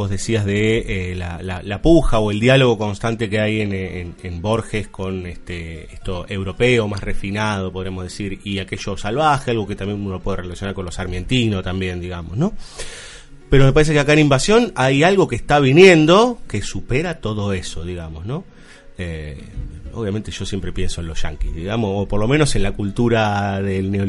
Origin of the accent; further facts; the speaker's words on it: Florida, Buenos Aires Province, Argentina; yo soy de Florida, pero bueno, en Boedo también hay cosas.